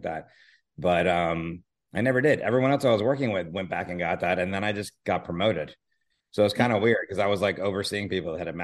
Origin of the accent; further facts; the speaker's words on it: Miami, Florida, United States; moved away as an adult; now in Los Angeles, United States; I grew up in Miami, and I grew up on the water